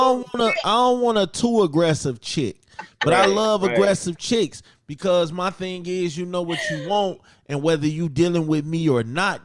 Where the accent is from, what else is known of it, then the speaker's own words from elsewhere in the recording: Chicago, Illinois, United States; I'm from Chicago.